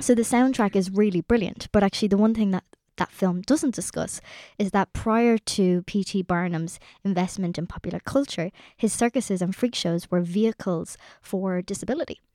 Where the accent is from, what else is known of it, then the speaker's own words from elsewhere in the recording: Ireland; us as Irish people